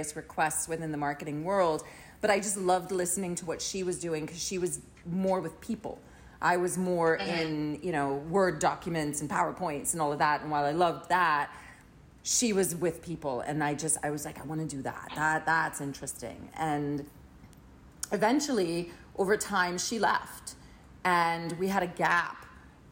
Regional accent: Trinidad & Tobago; moved away as an adult; now in United States; Grew up in Trinidad until the age of 19, when I decided to come to the U.S. for school

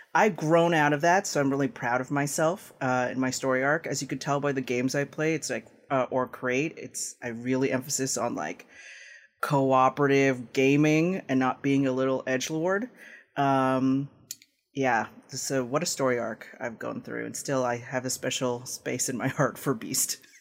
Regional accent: Toronto, Ontario, Canada; also born or lived in Philippines; I was born there, and I was raised in Tirana in Canada

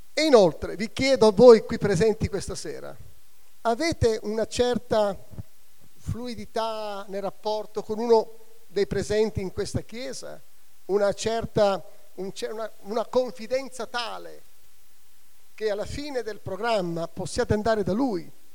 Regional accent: Catania, Sicily, Italy; C'ho la mamma napoletana sotto il Vesuvio. E sono nata a Catania sotto l'altro vulcano

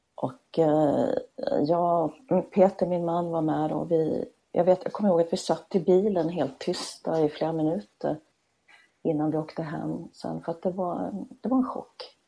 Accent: Småland, Sweden; accent: Småland; du hör ju att jag är smålänning

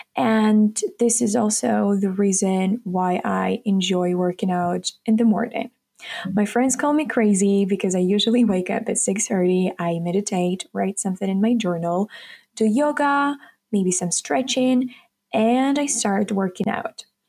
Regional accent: Kharkiv, Kharkiv Oblast, Ukraine; English is a second language; I'm from Ukraine, Kharkiv. Currently, I'm a sophomore student at Economic University. I was born and raised here in Ukraine.

